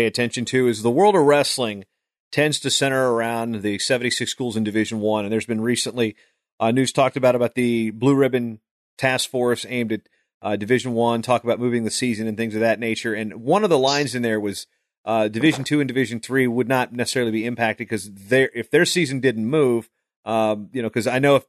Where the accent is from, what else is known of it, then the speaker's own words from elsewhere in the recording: Virginia, United States; moved away; I grew up 4 hours from Roanoke on the other side of the state